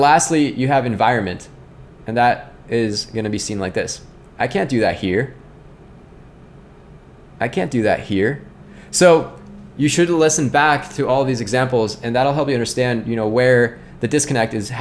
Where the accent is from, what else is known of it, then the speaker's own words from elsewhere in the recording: Scranton, Pennsylvania, United States; now in Indianapolis, United States; I'm from Scranton